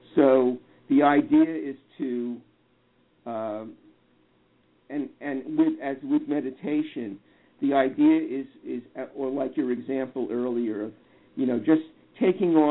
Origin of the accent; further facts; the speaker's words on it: New York, United States; I grew up in New York